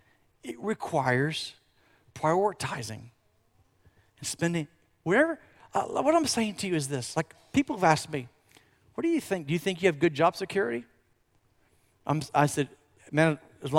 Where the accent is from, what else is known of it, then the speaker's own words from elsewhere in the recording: Florida, United States; moved away as an adult; also born or lived in Tulsa, Oklahoma; I grew up actually in Florida, and I graduated from UCF